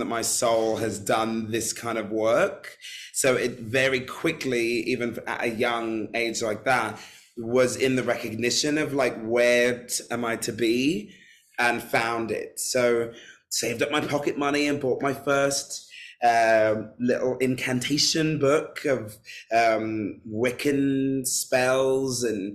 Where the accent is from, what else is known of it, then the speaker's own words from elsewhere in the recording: London, United Kingdom; I'm born and raised in London